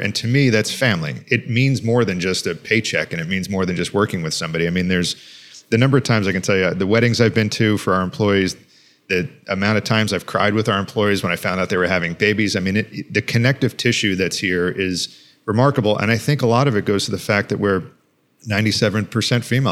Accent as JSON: {"language": "English", "area": "Long Island", "region": "New York", "country": "United States", "tie": "born or raised there", "said": "I grew up on Long Island, New York"}